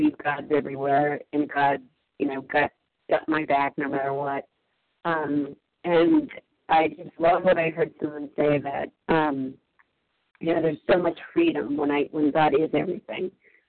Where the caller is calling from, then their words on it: Massachusetts, United States; I'm calling in from Massachusetts